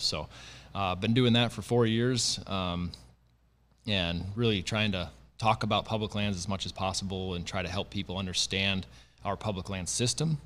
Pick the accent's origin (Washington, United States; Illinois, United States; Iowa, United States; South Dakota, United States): South Dakota, United States; moved away as an adult; now in North Dakota, United States; I grew up in the Dakotas, um, so grew up in South Dakota, uh, went to school in North Dakota, and now live in North Dakota